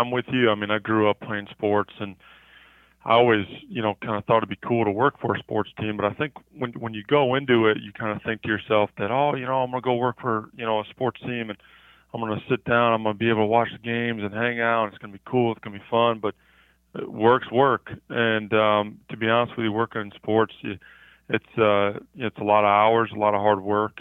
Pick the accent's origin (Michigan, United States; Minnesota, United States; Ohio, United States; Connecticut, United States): Ohio, United States; Cleveland; moved away; I grew up in Cleveland, Ohio.